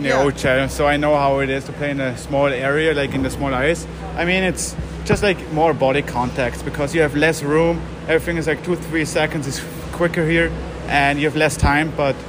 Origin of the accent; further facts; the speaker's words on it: Austria; moved away; also born or lived in Switzerland; it's my home country.